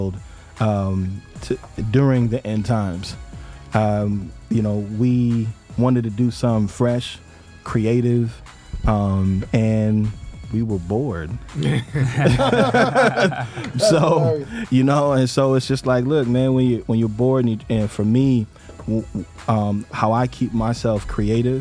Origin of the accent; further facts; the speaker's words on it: Chicago, Illinois, United States; I'm from Chicago